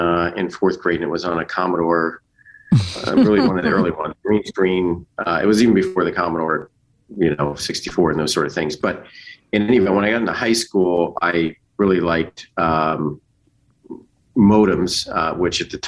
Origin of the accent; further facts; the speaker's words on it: Parsippany, New Jersey, United States; I grew up in Parsippany, New Jersey, which was like a suburb